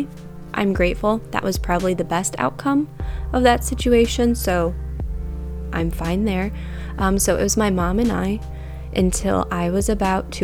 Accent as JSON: {"language": "English", "region": "Michigan", "country": "United States", "tie": "born or raised there", "said": "I grew up in Michigan."}